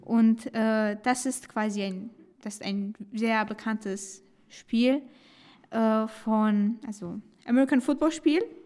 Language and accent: German; Romania; moved away; ich komme aus Rumänien